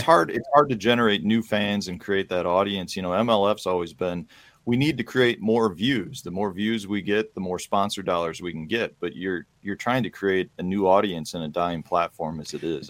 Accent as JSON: {"language": "English", "town": "Chicago", "region": "Illinois", "country": "United States", "tie": "born or raised there", "said": "I grew up in Chicago"}